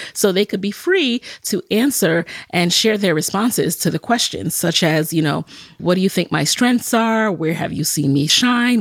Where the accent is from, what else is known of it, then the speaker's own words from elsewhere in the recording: New York City, New York, United States; as a Jamaican, someone who grew up in the Bronx